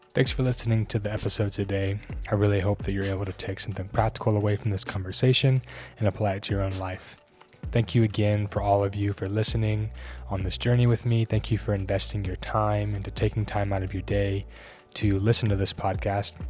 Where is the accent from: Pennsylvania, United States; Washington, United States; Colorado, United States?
Colorado, United States; moved away as an adult; also born or lived in Baton Rouge, Louisiana / New Orleans, Louisiana / Las Vegas, Nevada; now in Kansas City, United States; grew up in Colorado and then moved out here in twenty seventeen.